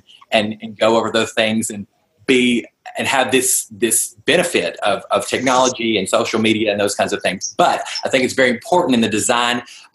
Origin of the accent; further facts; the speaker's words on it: Nashville, Tennessee, United States; now in Los Angeles, United States; I'm originally from Nashville, so all of my real family is over there